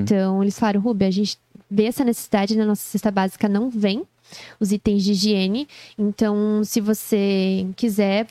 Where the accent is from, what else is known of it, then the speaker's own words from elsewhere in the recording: Joinville, Santa Catarina, Brazil; sou joinvilense raiz